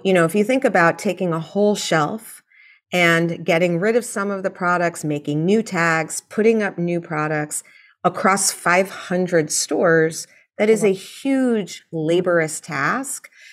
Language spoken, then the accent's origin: English; New York City, New York, United States; I grew up in New York City